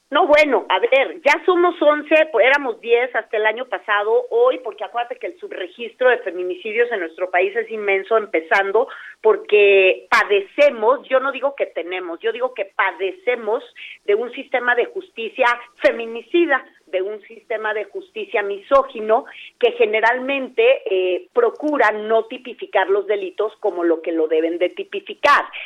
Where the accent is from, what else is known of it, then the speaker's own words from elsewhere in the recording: Mexico; las mexicanas, como somos latinas